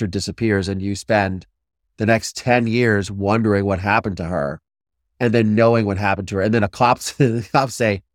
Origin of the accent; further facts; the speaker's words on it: Ohio, United States; I'm from Ohio